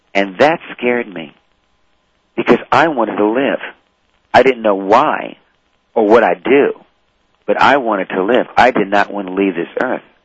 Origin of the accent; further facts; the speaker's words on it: New Orleans, Louisiana, United States; I was raised in the French Quarter in New Orleans